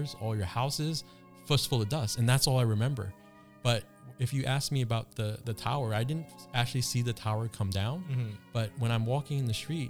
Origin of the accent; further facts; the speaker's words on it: New York City, New York, United States; I grew up in New York City